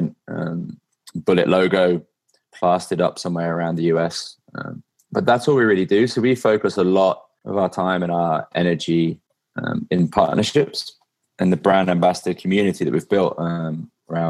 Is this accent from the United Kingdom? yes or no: yes; England, United Kingdom; I'm from England and I drive on the other side of the road